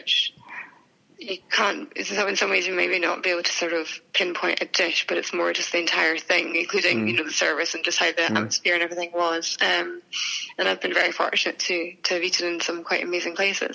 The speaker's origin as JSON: {"language": "English", "town": "Edinburgh", "region": "Scotland", "country": "United Kingdom", "also_born_or_lived": "Dubai", "said": "I'm from Edinburgh"}